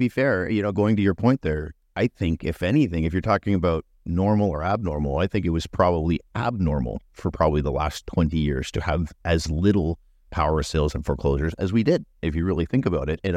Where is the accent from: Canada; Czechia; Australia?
Canada; as a Canadian, I think, getting through the winter